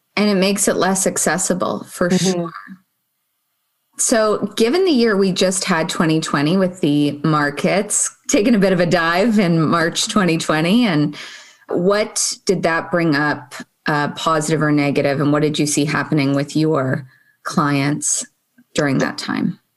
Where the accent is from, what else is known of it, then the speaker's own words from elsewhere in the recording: Toronto, Ontario, Canada; I grew up in Toronto